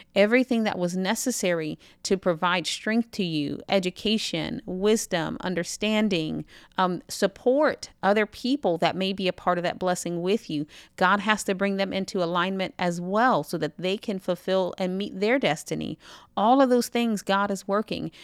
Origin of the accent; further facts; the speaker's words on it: United States; I'm American